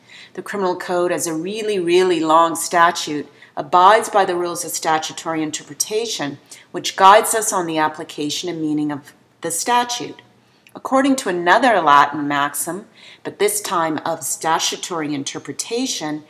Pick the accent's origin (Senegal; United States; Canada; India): Canada; we Canadians